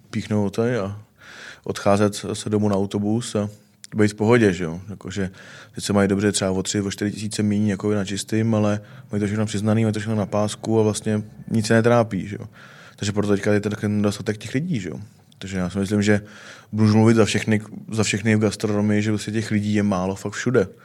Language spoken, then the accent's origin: Czech; Litoměřice, Ústí nad Labem Region, Czechia; also born or lived in Most; now in Hradec Králové, Czech Republic; já jsem se narodil v Litoměřicích.